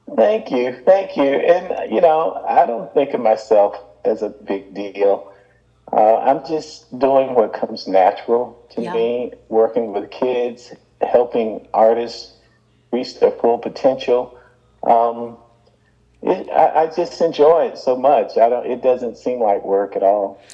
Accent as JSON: {"language": "English", "town": "Birmingham", "region": "Alabama", "country": "United States", "tie": "born or raised there", "said": "growing up in Birmingham, they gave us what was called then an industrial education"}